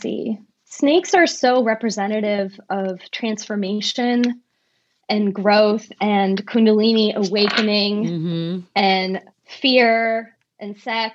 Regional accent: San Francisco, California, United States; now in Los Angeles, United States; I was raised in San Francisco

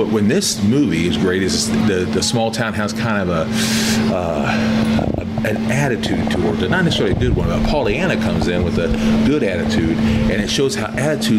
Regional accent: Kansas City, Missouri, United States; That's where we're from.

